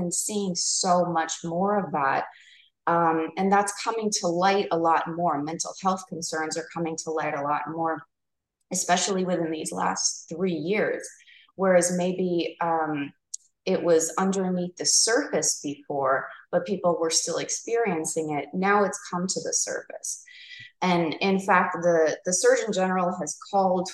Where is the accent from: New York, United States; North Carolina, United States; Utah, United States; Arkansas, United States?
New York, United States; now in Arizona, United States; I'm from New York